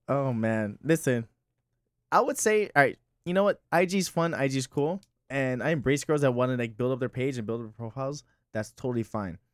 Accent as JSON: {"language": "English", "town": "Miami", "region": "Florida", "country": "United States", "tie": "born or raised there", "also_born_or_lived": "Hialeah", "said": "I'm from West Kendall"}